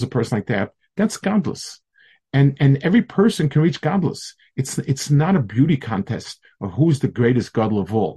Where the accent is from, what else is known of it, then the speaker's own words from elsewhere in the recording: United States; I told them I'm from America.